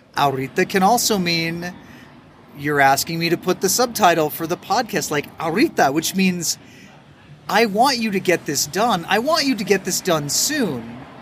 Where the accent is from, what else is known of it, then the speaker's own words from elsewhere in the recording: United States; now in Mexico; as an American